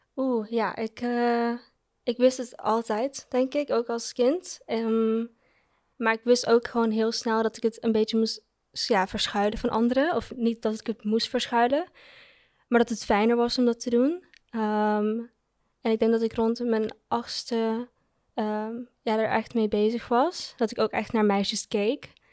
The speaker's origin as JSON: {"language": "Dutch", "country": "Curaçao", "tie": "born or raised there", "moved": "yes", "lives_now": "Netherlands", "said": "ik ben opgegroeid op Curaçao"}